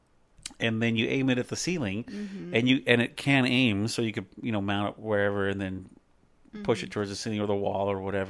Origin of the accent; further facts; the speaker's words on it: the Northwest, Pacific Northwest, United States; we're from the Northwest